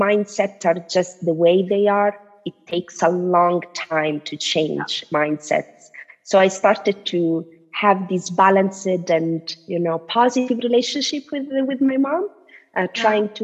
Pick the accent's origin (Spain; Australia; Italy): Italy; I'm Tunisian, but I was born and raised in Italy